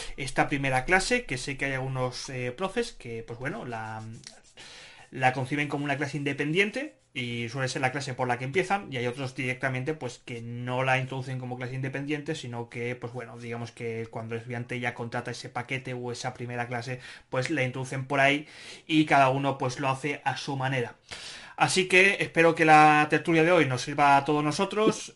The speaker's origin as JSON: {"language": "Spanish", "town": "Barcelona", "region": "Catalonia", "country": "Spain", "said": "soy de Barcelona"}